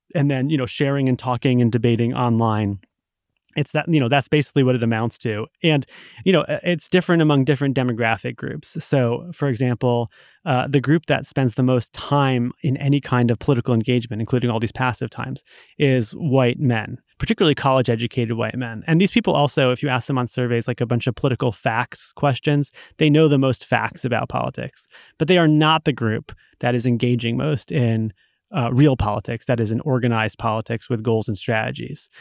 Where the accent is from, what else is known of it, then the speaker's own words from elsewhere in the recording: Rhode Island, United States; now in Massachusetts, United States; I grew up in Rhode Island in, you know, the nineties